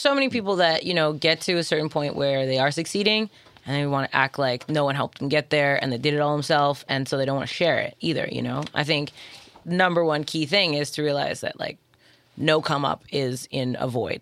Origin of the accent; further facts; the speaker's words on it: Toronto, Ontario, Canada; I'm from Toronto.